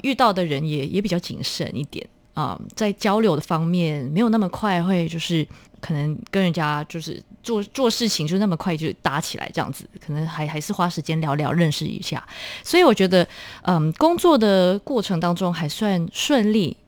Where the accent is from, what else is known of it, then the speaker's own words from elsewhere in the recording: Malaysia; moved away as an adult; also born or lived in Australia; now in Taipei, Taiwan; 我们马来西亚有分小，小学， 有一些小学是 纯粹就是母语的， 那我，嗯。我们是在那种华， 华文那种教育系统长大的